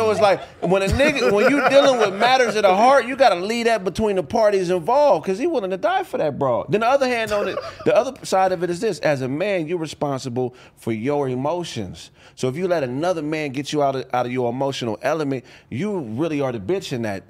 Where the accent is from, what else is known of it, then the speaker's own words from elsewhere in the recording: Pasadena, California, United States; So I'm from Pasadena all day long.